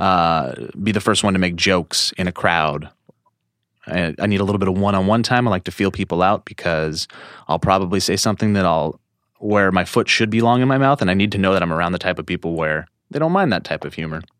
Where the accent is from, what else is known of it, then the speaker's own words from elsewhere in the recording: Columbia Falls, Montana, United States; also born or lived in Whitefish, Montana; I was born in Whitefish, Montana. but I grew up in Columbia Falls, Montana